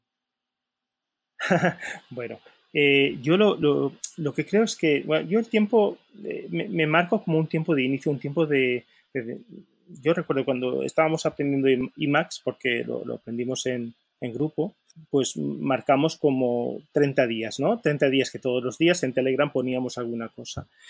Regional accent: Valencia, Valencian Community, Spain; soy de Valencia

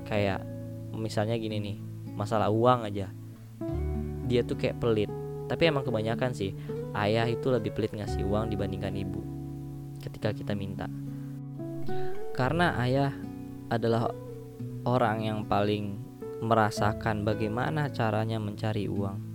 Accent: Sumatra, Indonesia; karena aku lahir di Pulau Sumatera, eh karena aku dibesarkan dari Pulau Sumatera

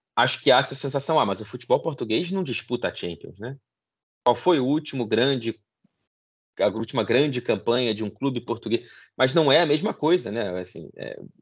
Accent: Brazil; also born or lived in England; now in Manchester, United Kingdom; enquanto brasileiro fora do Brasil, morando na Inglaterra

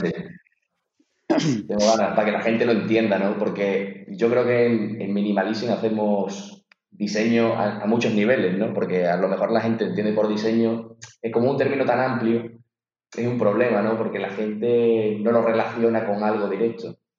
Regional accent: Azuaga, Extremadura, Spain; moved away as an adult; also born or lived in Madrid; mi pueblo está totalmente, está en el triángulo de la Bermuda, entre Extremadura y Andalucía

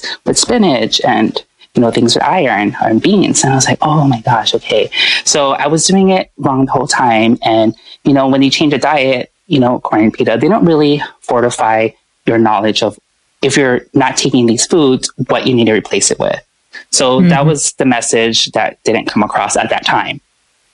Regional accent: Oahu, Hawaii, United States; moved away as an adult; also born or lived in Chicago; growing up in Hawaii, on Oahu

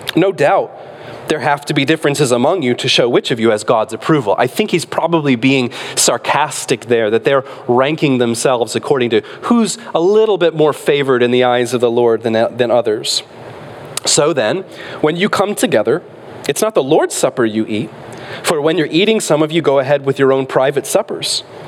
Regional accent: Michigan, United States; moved away; when we were little growing up in Michigan

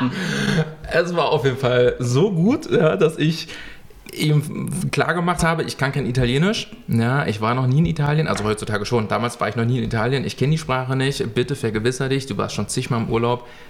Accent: Germany; bei uns in Deutschland

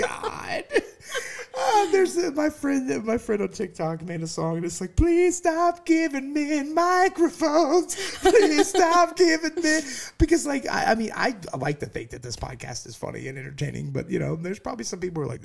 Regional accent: Alabama, United States; Like, I just have to go right back into my old accent that I've had to clear out from Alabama.

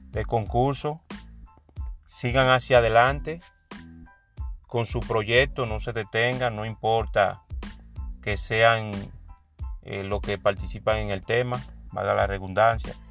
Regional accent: San Francisco de Macorís, Duarte, Dominican Republic; ya que en realidad eh, es un franco macorizano, yo siempre he dicho que donde hay uno de mi tierra o un participante que yo entiendo que merece el apoyo

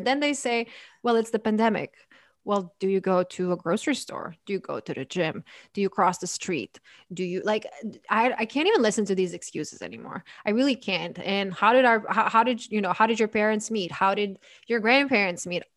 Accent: Croatia; now in United States; I'm from Croatia

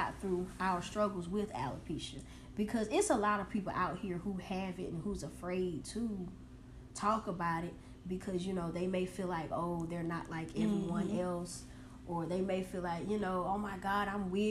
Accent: McCormick, South Carolina, United States; I'm from McCormick, South Carolina. Represent Clark's Hill, you know, 864-333 to upstate

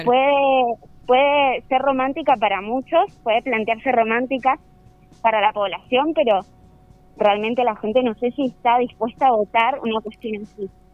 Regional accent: Mendoza, Argentina; yo como mendocina he vivido toda mi vida en Mendoza

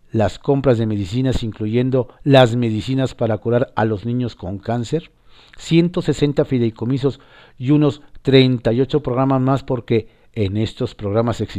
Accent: Mexico; ¿Ya entiende nuestra frustración de que como mexicano no vivimos en Estado de Derecho?

